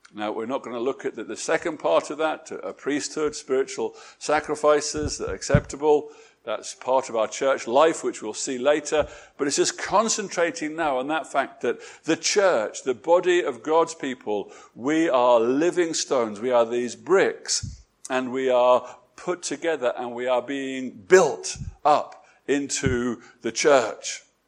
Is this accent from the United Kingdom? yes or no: yes; England, United Kingdom; My being English